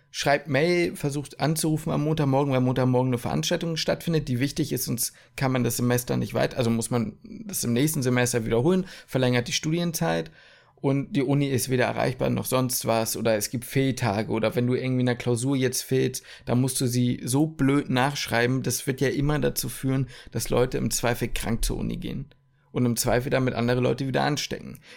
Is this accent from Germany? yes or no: yes; Ruhr area, North Rhine-Westphalia, Germany; ich komme aus dem Ruhrpott.